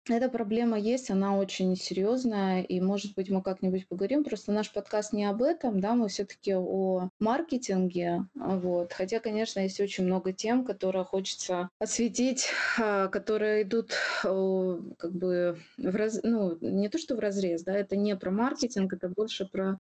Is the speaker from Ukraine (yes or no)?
yes; Ukraine; я украинка